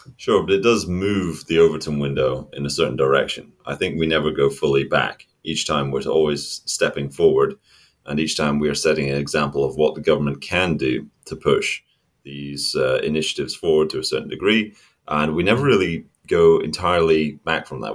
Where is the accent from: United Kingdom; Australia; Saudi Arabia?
United Kingdom; Scotland; I am a Scotsman in Scotland right now